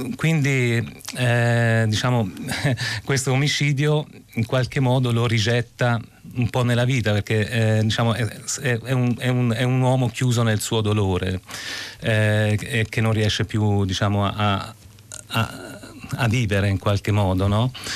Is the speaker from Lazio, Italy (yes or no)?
no; Casentino, province of Arezzo, Tuscany, Italy; moved away; sono un toscano eh, della provincia d'Arezzo, vengo da un piccolo borgo spopolato